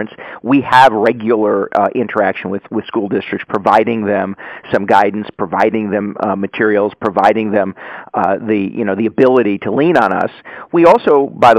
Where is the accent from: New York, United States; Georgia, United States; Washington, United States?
New York, United States; Yonkers; I was originally from Yonkers